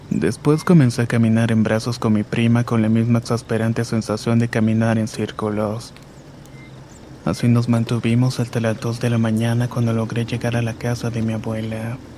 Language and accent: Spanish; Puerto Armuelles, Chiriquí, Panama; Soy de Panamá y vivo en un puerto llamado Puerto Muelles.